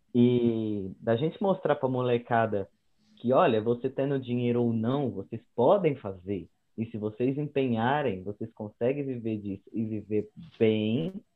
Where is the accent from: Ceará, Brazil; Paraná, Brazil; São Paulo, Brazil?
São Paulo, Brazil; moved away as an adult; also born or lived in Uberlândia; eu sou aqui de São Paulo mesmo. Eu sou da Zona Norte. Nascido, crescido, criado.